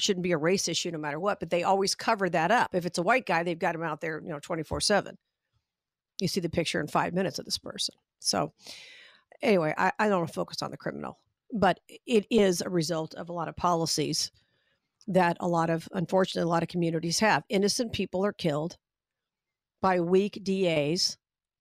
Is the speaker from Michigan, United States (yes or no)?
no; Las Vegas, Nevada, United States; I'm from Vegas